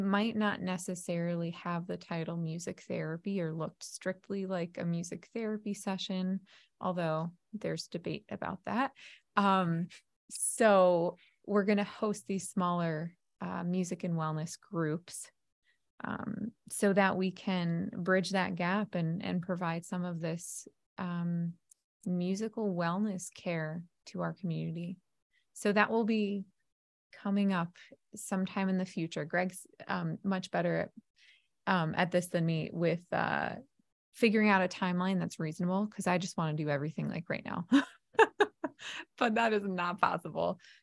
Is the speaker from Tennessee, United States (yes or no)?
no; New Jersey, United States; moved away; I'm a Jersey girl 'cause I'm originally from New Jersey. However, it's been a long time since I've lived there